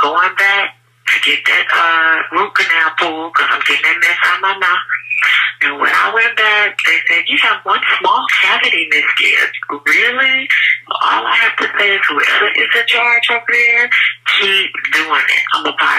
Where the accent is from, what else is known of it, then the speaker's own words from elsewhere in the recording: Houston, Texas, United States; I'm from Houston, Texas.